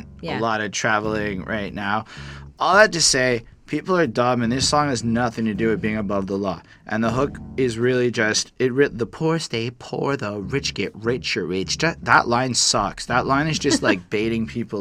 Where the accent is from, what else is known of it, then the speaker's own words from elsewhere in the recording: Canada; I'm a Canadian liberal